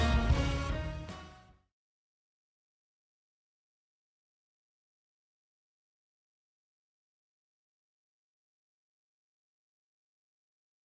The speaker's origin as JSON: {"language": "English", "town": "St. Louis", "region": "Missouri", "country": "United States", "said": "I'm from St. Louis"}